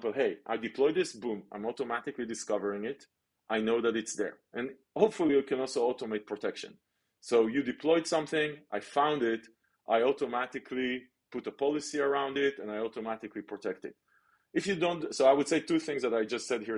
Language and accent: English; Israel; I grew up in Israel